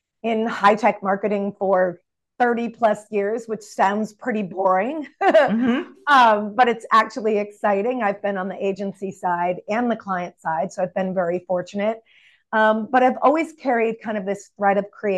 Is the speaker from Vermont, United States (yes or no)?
yes; Burlington, Vermont, United States; I grew up in Burlington, Vermont. So very northern part.